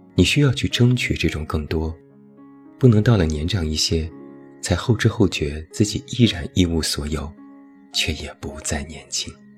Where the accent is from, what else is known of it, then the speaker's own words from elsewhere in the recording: China; 我们中国人